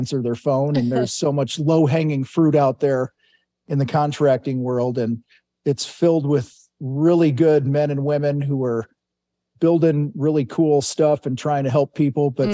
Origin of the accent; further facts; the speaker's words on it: Wheaton, Illinois, United States; I grew up in Wheaton, Illinois, about an hour straight west of Chicago. Grew up there, joined the Marines